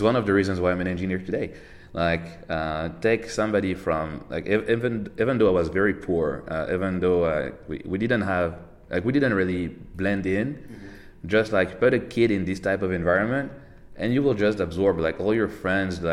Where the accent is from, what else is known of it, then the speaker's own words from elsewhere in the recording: Paris, Île-de-France, France; I'm from France, like born and raised in Paris